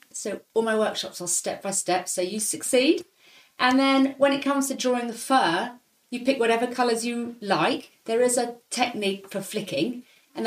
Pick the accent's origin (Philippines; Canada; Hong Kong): Hong Kong; moved away; also born or lived in Leicester, United Kingdom / London, United Kingdom; I grew up in Hong Kong